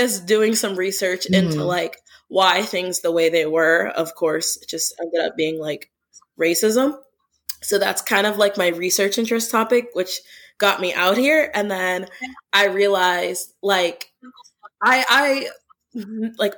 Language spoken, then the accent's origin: English; Pittsburgh, Pennsylvania, United States; moved away as an adult; now in St. Louis, United States; I'm originally from Pittsburgh. I moved out here for grad school